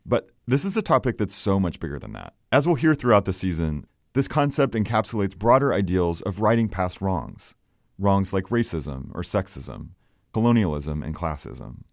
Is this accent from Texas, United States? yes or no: no; Oklahoma, United States; born or raised there